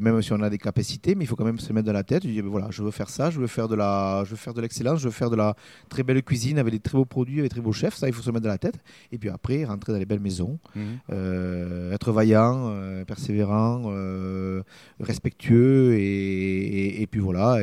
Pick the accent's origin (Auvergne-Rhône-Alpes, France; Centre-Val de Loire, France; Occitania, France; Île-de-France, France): Occitania, France; Tarbes area, Bigorre; je suis tarbé. fait je vais de Broder sur Echesse, à côté de, de Tarbes. Mhm. donc, bigourdan, pyrénéen, de la plaine